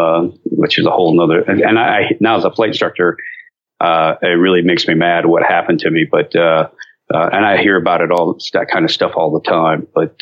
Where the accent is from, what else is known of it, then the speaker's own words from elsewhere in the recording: near Cleveland, Northern Ohio, United States; now in North Carolina, United States; I come from Ohio. Okay. Northern Ohio, up near Cleveland.